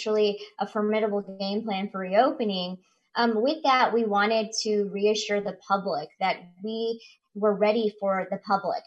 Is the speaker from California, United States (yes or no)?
no; Chillicothe, Missouri, United States; moved away; I'm originally from Chillicothe, Missouri